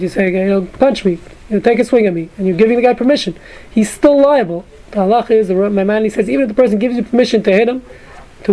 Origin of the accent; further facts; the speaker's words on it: New York City, New York, United States; moved away; I grew up in Brooklyn